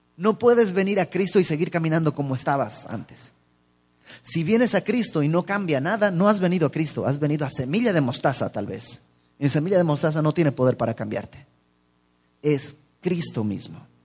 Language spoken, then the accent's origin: Spanish; Mexico; no somos los mexicanos así